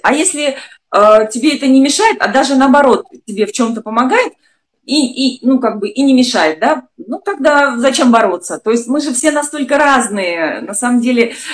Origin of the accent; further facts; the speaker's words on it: Saint Petersburg, Russia; moved away; я из Санкт-Петербурга родом, а нас там всех скромными очень воспитывали